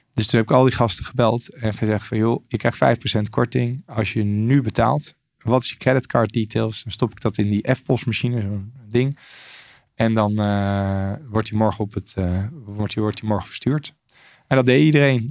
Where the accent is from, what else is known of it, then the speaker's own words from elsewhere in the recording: Lochem, Gelderland, Netherlands; moved away as an adult; now in Australia; in Lochem verder opgegroeid